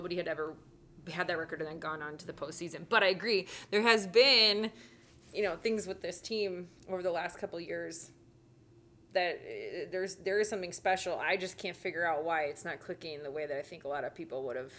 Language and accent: English; Chicago, Illinois, United States; also born or lived in Atlanta / Huntsville / Nashville; now in Minnesota, United States; obviously Chicago is always going to be home, but I love Minnesota. I mean, I've moved around after our college in Florida. I lived in Atlanta for 4 years. Then I lived in Huntsville, Alabama for a year.